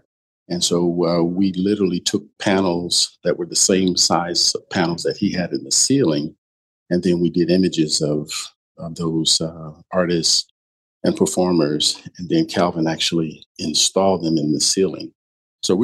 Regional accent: Milwaukee, Wisconsin, United States; I was, of course, born and raised in Bronzeville. And of course, I would be dating myself, but, you know, I was present in Bronzeville when Bronzeville was basically in its heyday.

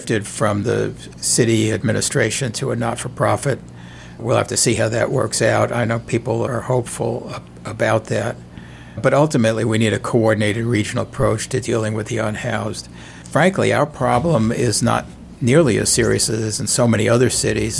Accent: New York City, New York, United States; moved away as an adult; now in St. Louis, United States; I'm from New York City originally

